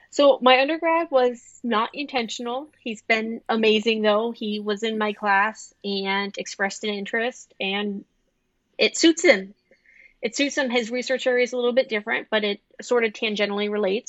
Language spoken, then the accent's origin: English; the South, United States; moved away as an adult; now in Iowa, United States; I'm from the South. I've never lived in snow.